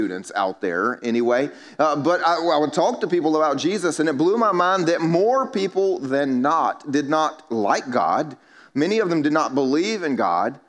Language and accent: English; the Bible Belt, United States; I grew up here in the Bible Belt